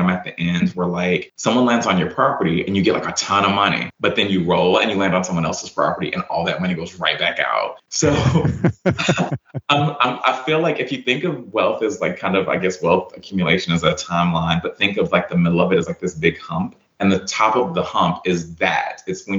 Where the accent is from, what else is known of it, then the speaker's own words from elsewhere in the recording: Yazoo City, Mississippi, United States; also born or lived in Phoenix, Arizona; It's because I was born in Phoenix, Arizona, because my mom went there with my dad for college. And that's where I was born. Well, they divorced. She ended up, when I was about 5, coming to Yazoo City, Mississippi.